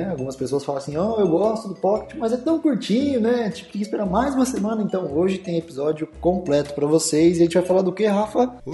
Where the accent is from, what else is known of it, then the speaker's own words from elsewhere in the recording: São Paulo, Brazil; da Vila Carrão. Salve Zona Leste, é nós aí.